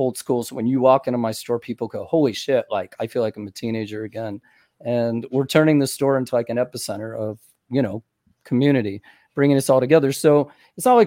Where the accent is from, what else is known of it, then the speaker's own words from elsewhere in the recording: St. Augustine, Florida, United States; I grew up in St. Augustine